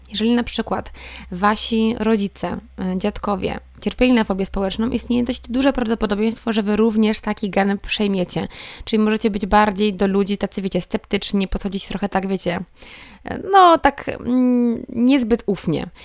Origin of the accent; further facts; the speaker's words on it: Sieradz, Łódź Voivodeship, Poland; now in Wrocław, Poland; jestem z Sieradza, mieszkam we Wrocławiu